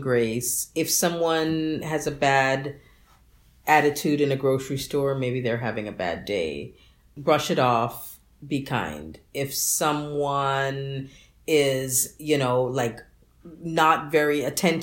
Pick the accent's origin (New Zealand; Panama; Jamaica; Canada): Jamaica; moved away; I'm Jamaican